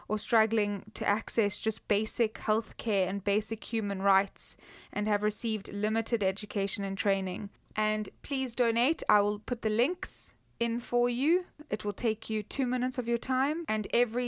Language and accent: English; Cape Town, Western Cape, South Africa; a township just outside of Cape Town, my hometown